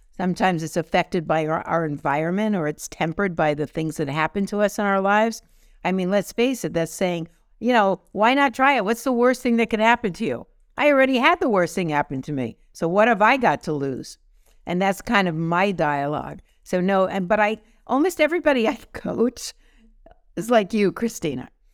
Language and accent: English; New York City, New York, United States; moved away; growing up in New York City